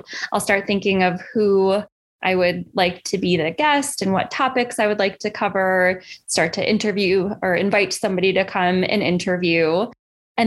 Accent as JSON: {"language": "English", "town": "Buffalo", "region": "New York", "country": "United States", "tie": "born or raised there", "also_born_or_lived": "New Haven, Connecticut", "moved": "as an adult", "said": "Yeah, so I grew up in Buffalo, New York."}